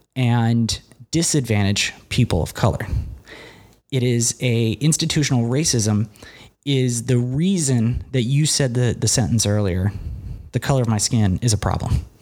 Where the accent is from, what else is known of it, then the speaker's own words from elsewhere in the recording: Cincinnati, Ohio, United States; I grew up in Cincinnati, Ohio